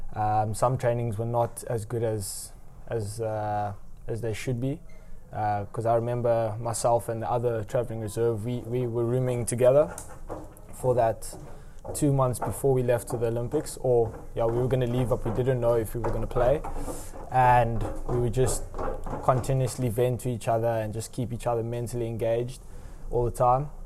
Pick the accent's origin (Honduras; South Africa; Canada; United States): South Africa; moved away as an adult; now in Netherlands; as a South African